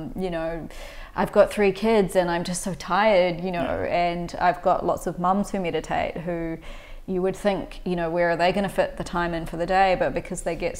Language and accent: English; New Zealand; grew up in New Zealand. I'm from New Zealand